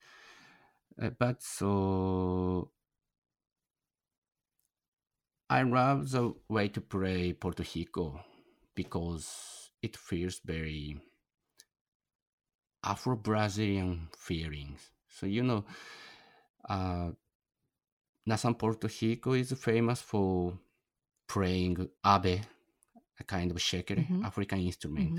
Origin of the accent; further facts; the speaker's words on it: Japan; English is a second language; I'm a foreigner from Japan, and my Portuguese is very poor